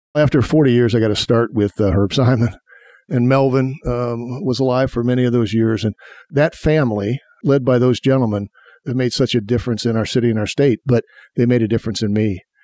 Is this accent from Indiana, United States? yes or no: yes; Indianapolis, Indiana, United States; I grew up on the northeast side. I went to city schools, uh, went to IPS 71, 106, and then Arlington High School.